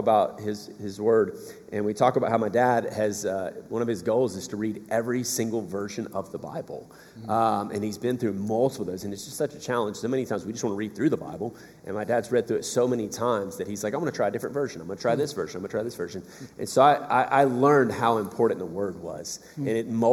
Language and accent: English; South Georgia, United States; moved away; So I'm from South Georgia originally.